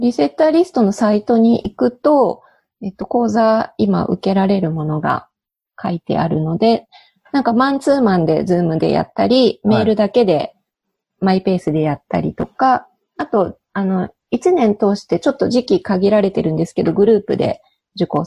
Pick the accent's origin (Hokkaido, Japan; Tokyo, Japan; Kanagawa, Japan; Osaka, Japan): Osaka, Japan; 東京っていうのは一つ。で、私の実家は大阪なので、